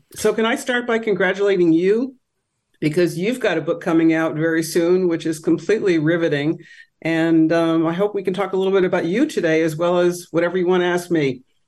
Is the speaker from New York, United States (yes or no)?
yes; Rochester, New York, United States; moved away as an adult; also born or lived in Hartford, Connecticut / West Hartford, Connecticut; First couple years in New York City, then West Hartford, and then Rochester, where I was the editor of my high school newspaper